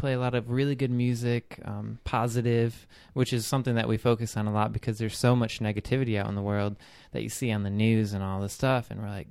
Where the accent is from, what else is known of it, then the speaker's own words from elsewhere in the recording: Michigan, United States; A lot of people from Michigan, where my hometown is, they come from there and get a lot of people from different places.